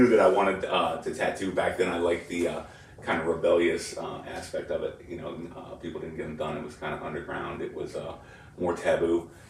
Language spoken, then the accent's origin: English; Pittsburgh, Pennsylvania, United States; And growing up in Pittsburgh.